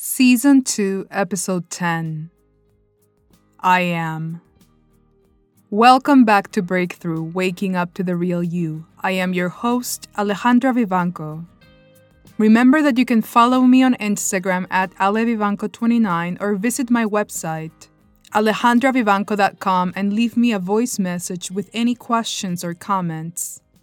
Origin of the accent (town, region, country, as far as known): Peru; first language Spanish; English is a second language; moved away as an adult; now in California, United States